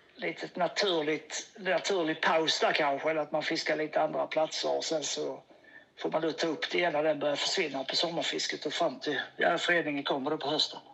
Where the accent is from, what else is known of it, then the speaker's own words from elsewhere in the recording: Åhus, Skåne, Sweden; also born or lived in Kristianstad; now in Malmö, Sweden; jag är ju uppväxt på Öst-, det är Åhus, bott i Kristianstad, där fiskat.